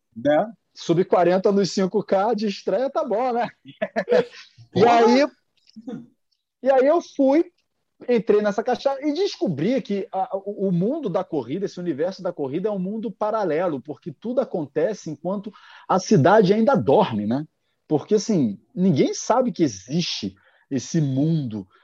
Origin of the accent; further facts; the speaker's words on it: Rio de Janeiro, Brazil; sou aqui do Rio de Janeiro